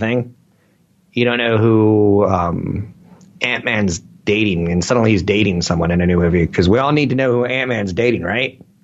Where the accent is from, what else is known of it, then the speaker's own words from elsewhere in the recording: Minnesota, United States; I'm from Minnesota.